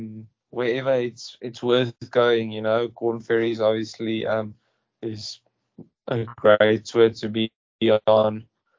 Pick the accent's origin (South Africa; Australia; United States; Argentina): South Africa; Growing up in South Africa, you play on every single grass that you get.